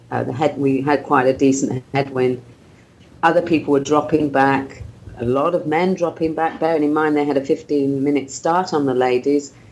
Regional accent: New Zealand; I, I, raced as a Kiwi and I went to the Kiwi um, afternoon tea

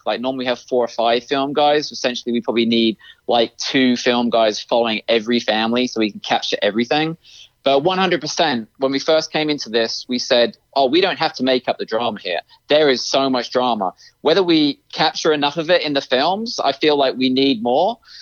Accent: United Kingdom; moved away; I am American, but I was raised in the UK

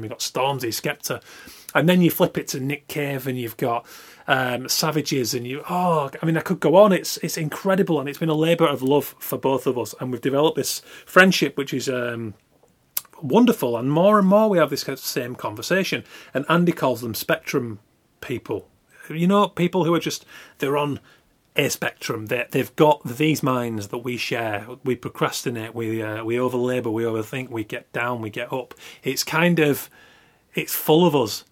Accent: Yorkshire and the Humber, United Kingdom; now in London, United Kingdom; from West Yorkshire, so a very small working class mill town.

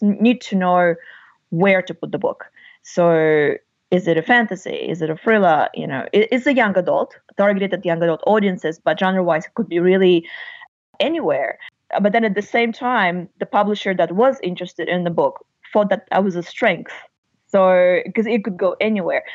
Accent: Russia; first language Russian; English is a second language; moved away as an adult; also born or lived in Australia / United States; I was born and grew up in Russia, and uh, Russian is my native language.

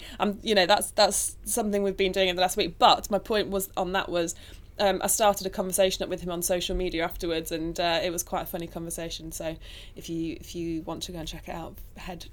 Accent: Nottingham, East Midlands, United Kingdom; I was born in Nottingham to two wonderful parents.

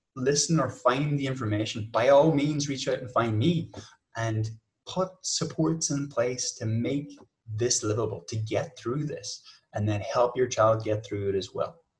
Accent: Ireland; I'm from Ireland

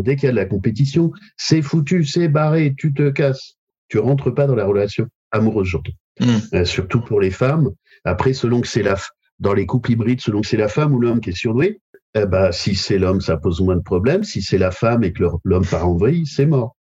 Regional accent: Royan, Nouvelle-Aquitaine, France; moved away; also born or lived in Paris / Bordeaux; je suis originaire de Royan

